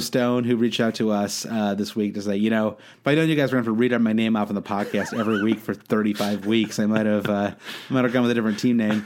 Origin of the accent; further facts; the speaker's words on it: United States; as an American